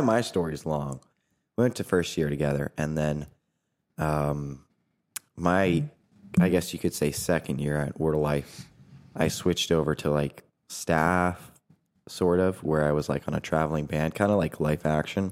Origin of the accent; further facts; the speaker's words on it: New Hampshire, United States; moved away as an adult; also born or lived in Brazil; now in Indiana, United States; I'm originally from New Hampshire.